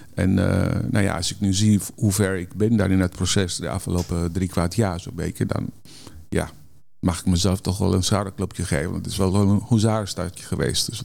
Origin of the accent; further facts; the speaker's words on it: Netherlands; wij als Nederlanders